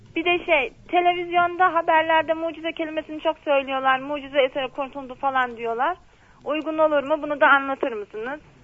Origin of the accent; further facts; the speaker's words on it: Bolu, Bolu Province, Turkey; now in Istanbul, Turkey; memleketimde Bolu'da doğdum